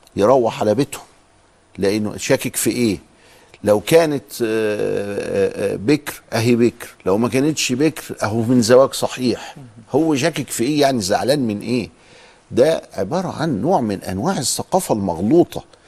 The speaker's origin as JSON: {"language": "Arabic", "region": "Upper Egypt", "country": "Egypt", "said": "وعندنا في الصعيد"}